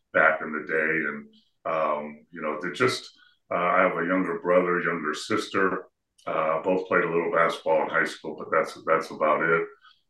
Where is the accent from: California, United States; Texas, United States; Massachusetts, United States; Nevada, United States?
California, United States; San Fernando Valley, Southern; I grew up in Southern California, in San Fernando Valley